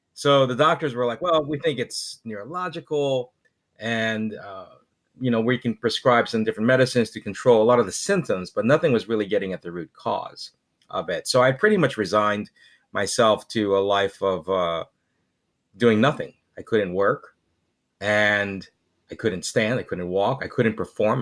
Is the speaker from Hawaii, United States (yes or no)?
yes; Hawaii, United States; being from Hawaii